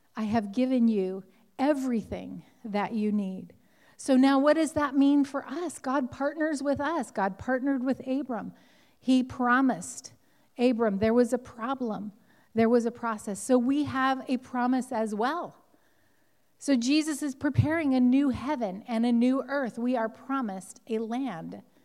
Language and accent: English; Southern California, United States; I grew up in Southern California